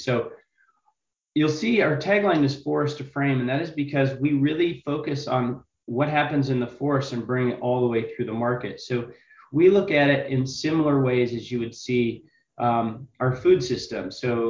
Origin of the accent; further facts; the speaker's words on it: Washington, United States; as Dan said, I'm from Northeast Washington State, and we've got a pretty unique proposition